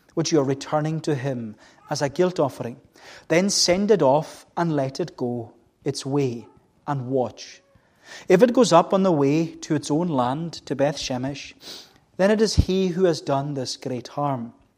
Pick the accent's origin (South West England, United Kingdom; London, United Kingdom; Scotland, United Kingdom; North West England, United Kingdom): Scotland, United Kingdom; Melbost; I was brought up in Melbourst, and we always had cows